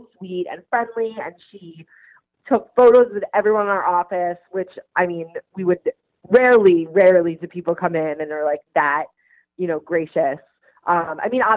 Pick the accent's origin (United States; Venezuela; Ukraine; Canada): United States; Long Island, New York; We grew up together on Long Island